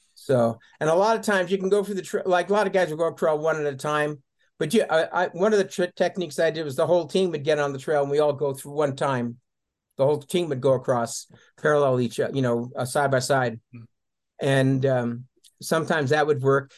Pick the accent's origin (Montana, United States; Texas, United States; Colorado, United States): Colorado, United States; also born or lived in England; now in Tucson, United States; I was raised pretty much in Colorado in the mountains